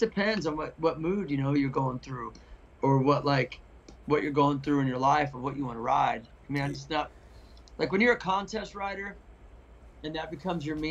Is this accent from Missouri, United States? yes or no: yes; Missouri, United States; now in West Coast, United States; I'm from Missouri. I'm from the Midwest. I know how the Midwest works. I know the scenes. I get the vibe. I get it. Grew up there